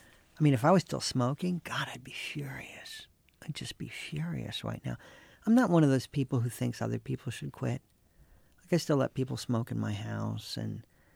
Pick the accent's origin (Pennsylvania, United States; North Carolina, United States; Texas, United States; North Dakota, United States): North Carolina, United States; When I was growing up in North Carolina, like our class took a field trip to the cigarette factories in Durham.